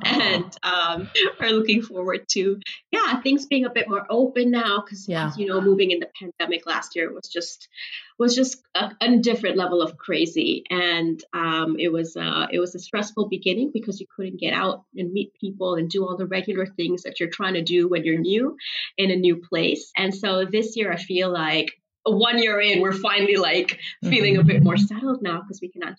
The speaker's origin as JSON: {"language": "English", "town": "Karachi", "region": "Sindh", "country": "Pakistan", "tie": "born or raised there", "second_language": "English", "said": "I spent a huge chunk of my childhood growing up in Karachi"}